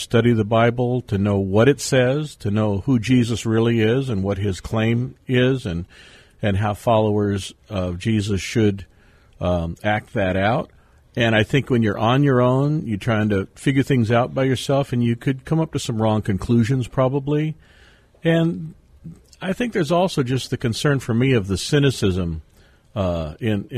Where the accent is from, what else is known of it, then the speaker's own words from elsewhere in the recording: San Diego, California, United States; moved away; I am a third-generation San Diego native